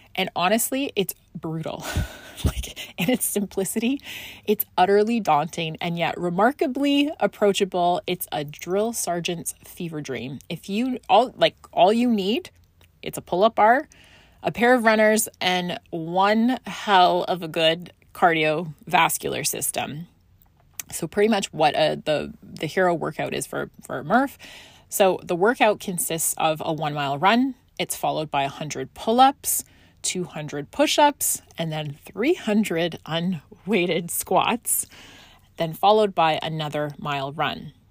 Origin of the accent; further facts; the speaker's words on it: Scotland, United Kingdom; moved away; I grew up in Scotland and I had to go back there for personal reason